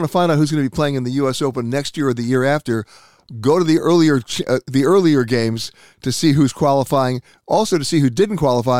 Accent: New York City, New York, United States; Being a born and bred Manhattan guy

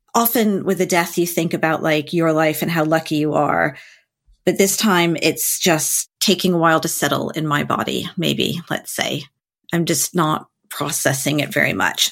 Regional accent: United States; being American is

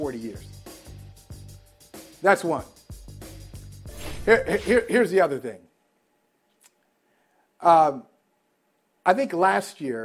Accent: Northeast Ohio, United States; I grew up in Northeast Ohio

